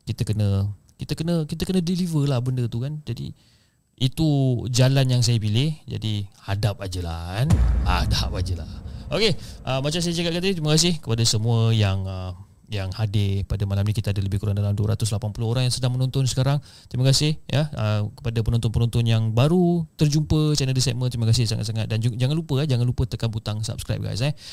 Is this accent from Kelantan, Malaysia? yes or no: yes; Kelantan, Malaysia; dan saya berasal daripada Kelantan dan sejak berpindah kat sini atas sebab husband saya bekerja